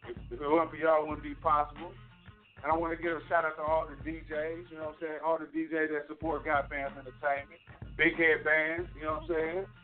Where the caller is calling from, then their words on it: Middletown, Ohio, United States; I'm calling from Middletown, Ohio. 75.